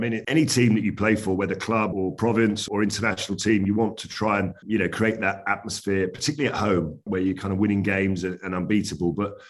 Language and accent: English; England, United Kingdom; as an Englishman